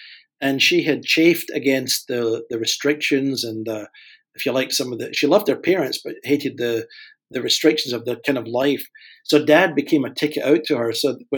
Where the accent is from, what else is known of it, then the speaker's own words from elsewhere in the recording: Glasgow, Scotland, United Kingdom; moved away as an adult; also born or lived in Vienna, Austria; Well, I am originally from Glasgow in Scotland and was raised in a non-Christian home. Became a Christian when I was just turning 21 in Glasgow in Scotland